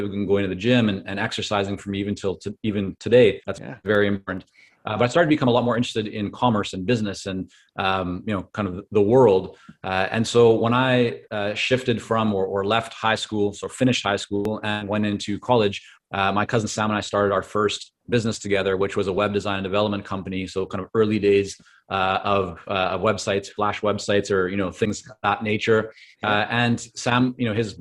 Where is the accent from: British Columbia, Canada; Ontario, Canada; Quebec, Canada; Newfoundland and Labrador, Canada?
British Columbia, Canada; Vancouver; English is a second language; also born or lived in Toronto, Canada / Israel; I was born in Toronto, and at 2 years of age, my parents took my sister and I and moved us over to Israel. And so I grew up in Israel for about 4.5 years, came back to Canada, but this time to Vancouver